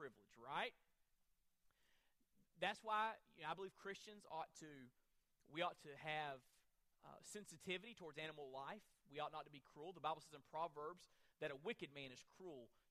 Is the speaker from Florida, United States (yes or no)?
yes; Florida, United States; moved away; I'm from Florida originally